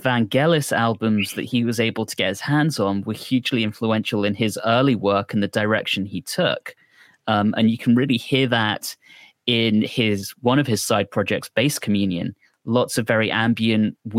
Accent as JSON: {"language": "English", "country": "United Kingdom", "tie": "born or raised there", "said": "growing up in Britain"}